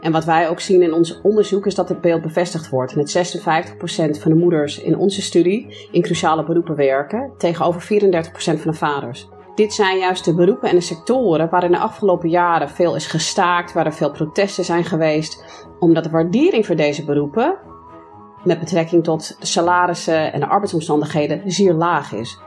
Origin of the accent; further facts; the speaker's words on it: United States; Dutch is a second language; now in Netherlands; ik ben zelf Amerikaanse van oorsprong, dus geboren en getogen in de VS.